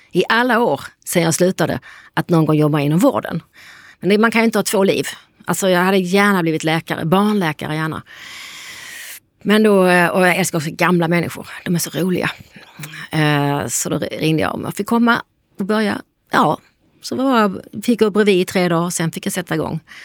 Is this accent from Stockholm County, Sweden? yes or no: no; Lund, Skåne, Sweden; Vi är ju från Lund båda två